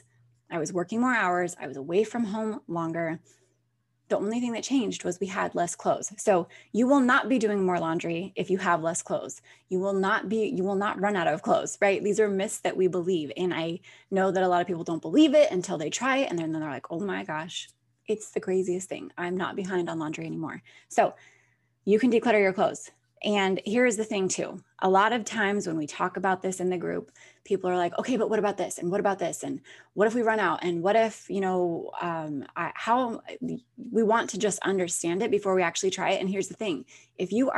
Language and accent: English; Alaska, United States; moved away as an adult; now in Florida, United States; I was born and raised there.